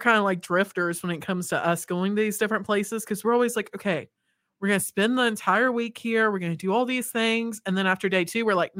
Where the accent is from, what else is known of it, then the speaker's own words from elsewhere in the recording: Appalachia, United States; I grew up in the Appalachian Mountains, and being on top of those mountains, I was having an absolute panic attack.